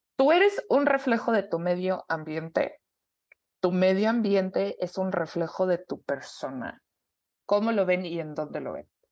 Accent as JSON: {"language": "Spanish", "country": "Mexico", "said": "somos mexicanas, porque hablamos español"}